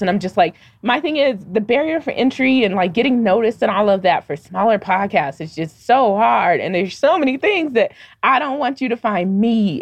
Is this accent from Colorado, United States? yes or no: yes; Denver, Colorado, United States; growing up in Denver